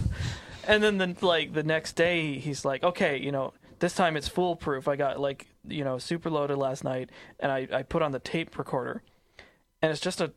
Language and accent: English; British Columbia, Canada; we are from BC